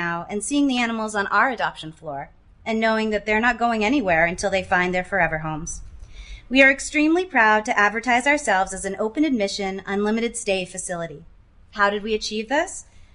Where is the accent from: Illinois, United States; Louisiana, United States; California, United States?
Louisiana, United States; Shreveport; My first volunteering job was at my local shelter where I grew up in Shreveport, Louisiana